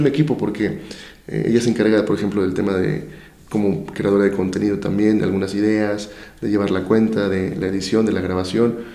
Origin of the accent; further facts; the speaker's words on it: Veracruz, Mexico; ¿y esto quién lo está llevando a cabo allá en mi estado, no?